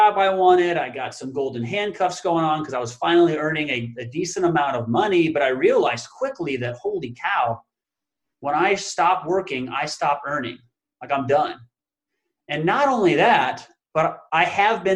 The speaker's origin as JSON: {"language": "English", "town": "Council Bluffs", "region": "Iowa", "country": "United States", "tie": "born or raised there", "also_born_or_lived": "Sioux Falls, South Dakota", "said": "I was born and raised in Council Bluffs, Iowa, which is a suburb of Omaha, Nebraska."}